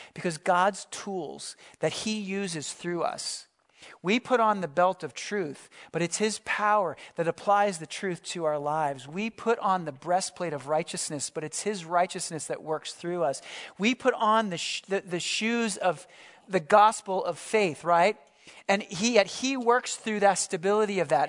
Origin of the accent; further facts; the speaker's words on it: Philadelphia, Pennsylvania, United States; I grew up in the Philadelphia area